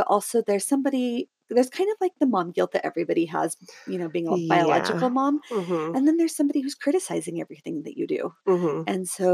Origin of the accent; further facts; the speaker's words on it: Southern Oregon, United States; also born or lived in Salt Lake City area, Utah; now in Utah, United States; I grew up in Southern Oregon and now I live in just south of Salt Lake City, Utah